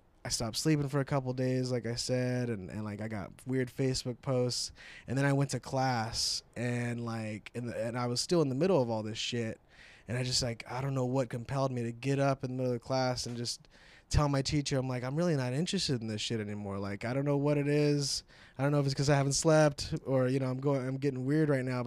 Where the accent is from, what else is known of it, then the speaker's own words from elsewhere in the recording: United States; also born or lived in Vancouver; I was born in America